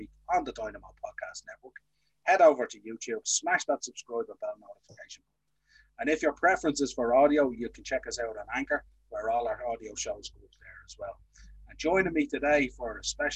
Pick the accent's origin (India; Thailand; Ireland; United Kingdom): Ireland; us being two Irish lads